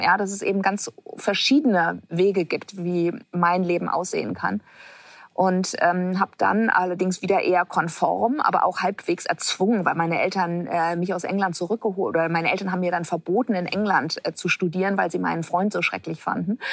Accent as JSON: {"language": "German", "region": "Hamburg", "country": "Germany", "tie": "born or raised there", "said": "ich bin in Hamburg geboren äh, und bin wahrscheinlich so sehr behütet äh, aufgewachsen"}